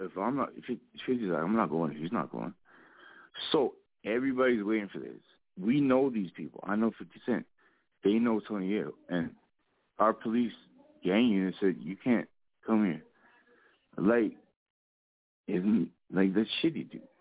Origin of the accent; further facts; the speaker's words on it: Edmonton, Alberta, Canada; also born or lived in Calgary; I grew up in Edmonton, but it's a beautiful like way no one ever came really from Alberta, but it's like there's so much talent here, you know.